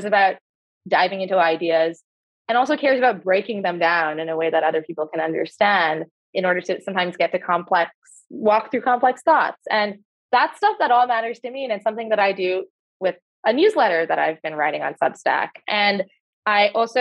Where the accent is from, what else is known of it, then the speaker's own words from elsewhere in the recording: Canada; moved away as an adult; I had a very particular experience growing up as a young immigrant Canadian in Canada